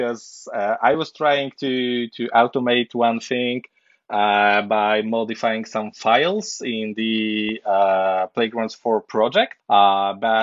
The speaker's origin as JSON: {"language": "English", "country": "Poland", "said": "I'm from Poland"}